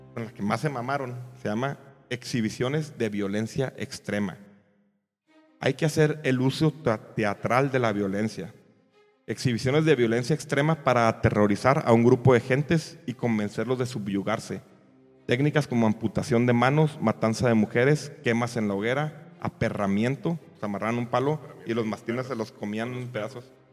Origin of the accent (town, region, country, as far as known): Mexico